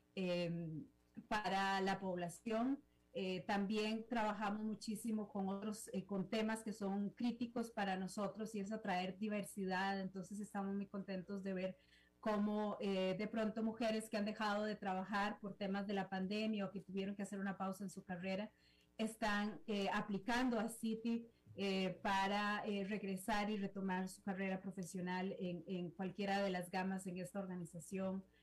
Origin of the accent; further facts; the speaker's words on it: Costa Rica; como costarricense